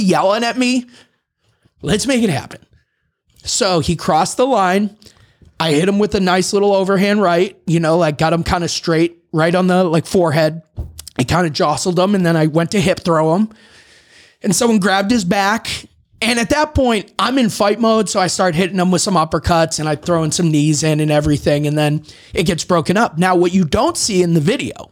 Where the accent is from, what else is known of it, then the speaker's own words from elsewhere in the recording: Boston, Massachusetts, United States; I'm from Boston